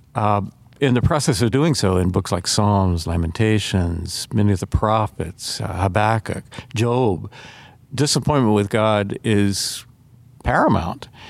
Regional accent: Atlanta, Georgia, United States; I grew up in Atlanta, Georgia

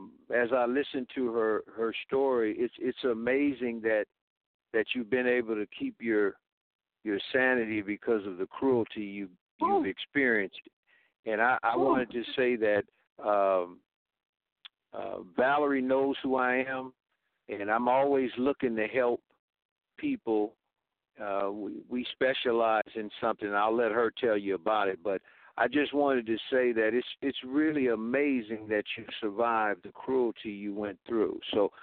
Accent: Sacramento, California, United States; I'm actually from Sacramento, the capital

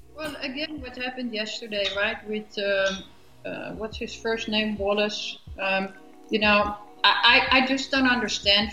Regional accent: Amsterdam, North Holland, Netherlands; moved away as an adult; also born or lived in Europe; now in United States

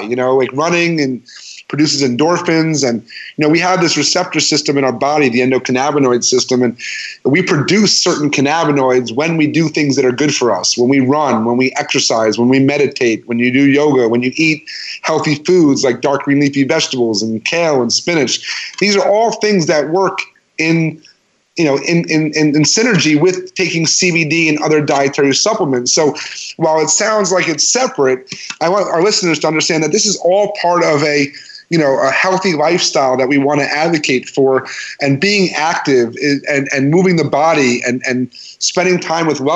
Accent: New York, United States; moved away; I'm from New York

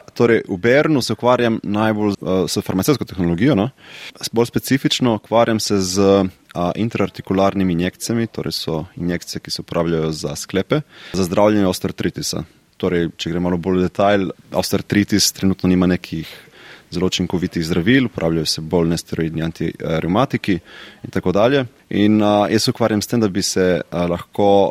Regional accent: Slovenia; now in Switzerland; Slovenci smo

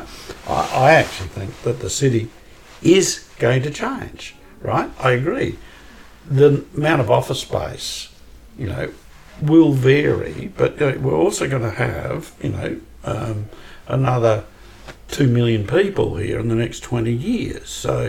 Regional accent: Australia; born there; also born or lived in United States; despite the fact I was born in Australia, right?

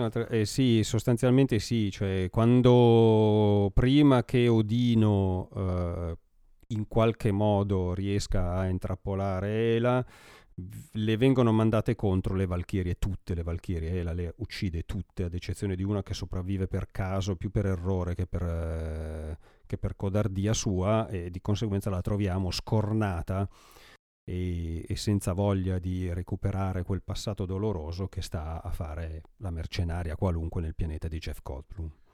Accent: Brianza, Lombardy, Italy; accent: Brianzolo dialect; il mio dialetto fa un po' schifo

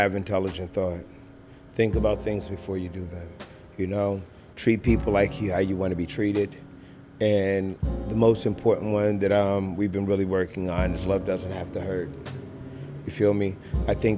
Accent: Orangeburg, South Carolina, United States; also born or lived in New York; now in Baltimore, United States; Originally, I was born in Orangeburg, South Carolina

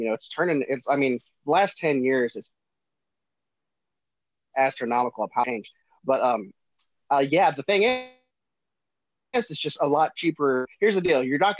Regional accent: Defiance, Ohio, United States; now in Nashville, United States; I was born and raised in Ohio in a town called Defiance.

